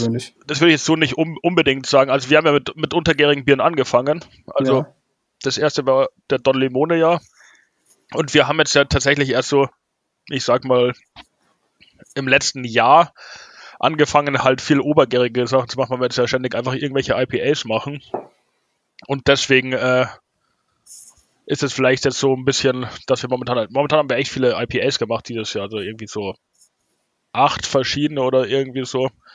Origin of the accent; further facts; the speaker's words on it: Munich, Bavaria, Germany; wir als Münchner und Münchner Brauerei